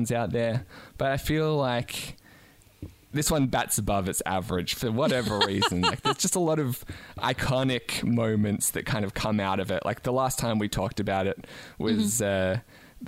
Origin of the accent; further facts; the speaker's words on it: Australia; As an Australian